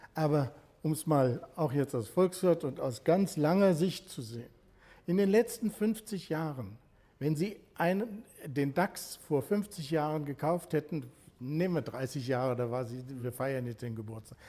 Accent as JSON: {"language": "German", "country": "Germany", "said": "Als Deutscher"}